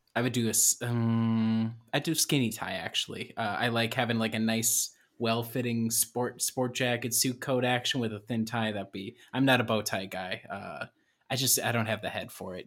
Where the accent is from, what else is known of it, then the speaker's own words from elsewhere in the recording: Illinois, United States; moved away; I am originally from Illinois